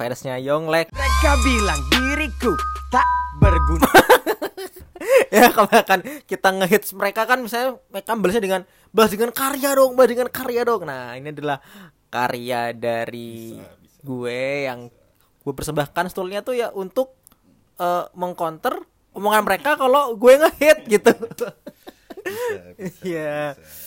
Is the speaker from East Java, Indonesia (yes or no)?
yes; Jember, East Java, Indonesia; moved away as an adult; also born or lived in Surabaya; now in Jakarta, Indonesia; gua asal dari Jawa Timur, dari Jember